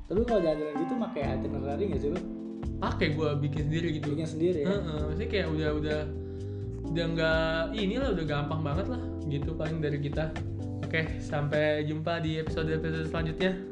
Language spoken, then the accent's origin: Indonesian; Kampung Glam, Singapore; gue di Kampung Glam di Bugis Kampung Glam tadi gue soalnya kampung gue nih kalau malam tuh hmm. tuh ada yang ini rat apa kayak jadi kayak pasar malam gitu sih